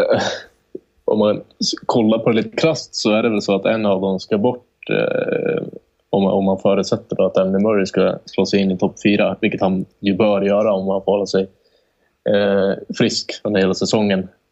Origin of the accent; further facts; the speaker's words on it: Sweden; vi är svenskar